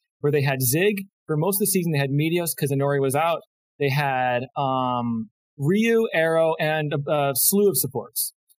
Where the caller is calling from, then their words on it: Rochester, Minnesota, United States; I'm calling from Rochester, Minnesota.